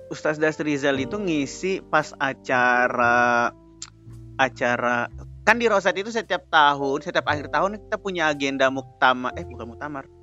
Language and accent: Indonesian; Sulawesi, Indonesia; Iya, dia kan sekampung sama Ane, orang Sulawesi juga.